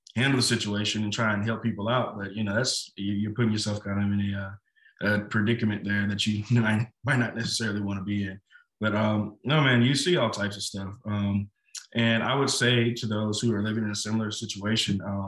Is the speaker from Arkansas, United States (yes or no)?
yes; Little Rock, Arkansas, United States; when we were younger, we grew up on Marshall Street, literally the back of my house, back up to what's called Wolf in Little Rock, Arkansas